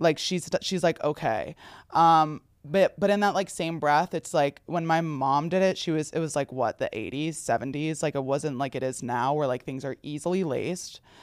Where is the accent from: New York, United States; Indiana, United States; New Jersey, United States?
New Jersey, United States; as someone from New Jersey